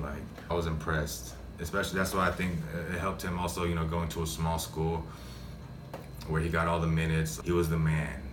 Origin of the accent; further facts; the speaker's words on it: Dallas Fort Worth area, Texas, United States; moved away as an adult; now in Philippines; I grew up in the in the Dallas Fort Worth area